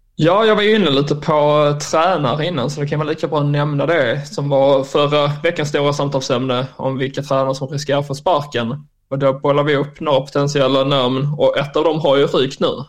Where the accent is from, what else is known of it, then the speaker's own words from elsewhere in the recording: Skåne, Sweden; also born or lived in Germany; jag kommer ju ifrån Österlen